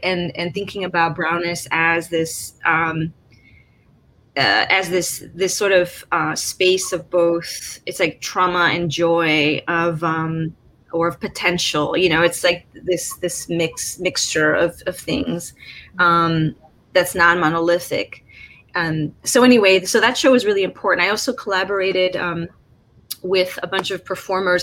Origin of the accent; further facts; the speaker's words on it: Chicago, Illinois, United States; growing up in Chicago